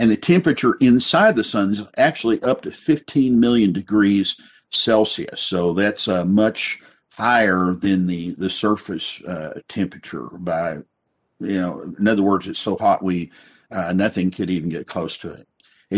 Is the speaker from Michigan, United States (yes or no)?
no; West Texas, United States; I remember growing up in West Texas, and you get out on these flat roads